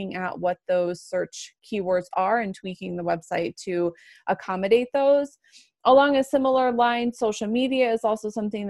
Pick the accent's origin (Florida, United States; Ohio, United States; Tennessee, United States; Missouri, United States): Florida, United States; moved away as an adult; also born or lived in Atlanta, Georgia; now in Colorado, United States; I went to law school in Atlanta and I'm from Florida